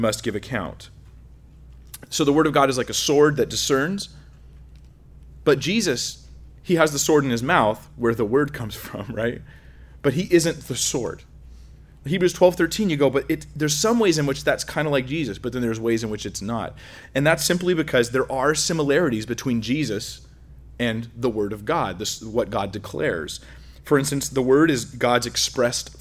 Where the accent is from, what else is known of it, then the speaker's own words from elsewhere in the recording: California, United States; I'm from California, so we're like, you know, scared of strangers